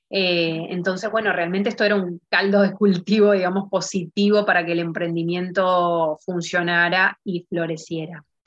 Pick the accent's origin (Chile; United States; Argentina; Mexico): Argentina; moved away as an adult; now in Spain; nosotros siendo argentinos